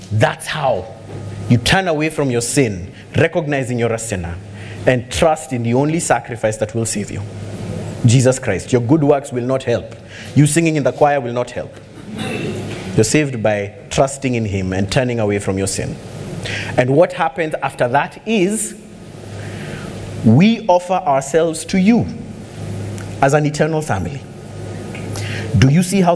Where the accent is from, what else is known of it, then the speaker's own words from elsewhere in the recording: Kenya; I'm glad I'm a Kenyan